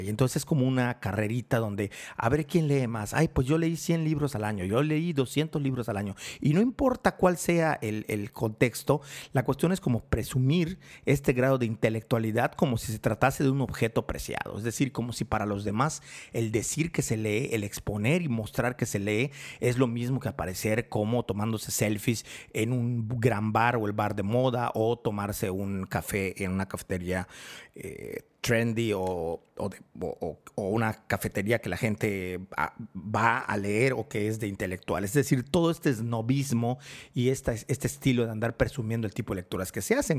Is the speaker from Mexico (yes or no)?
yes; Mérida, Yucatán, Mexico; mi ciudad natal, en Mérida, Yucatán, en México